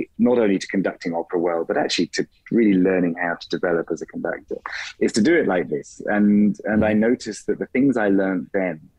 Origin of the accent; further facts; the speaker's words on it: England, United Kingdom; first language English; also born or lived in Klagenfurt, Austria; now in Mannheim, Germany; being an Englishman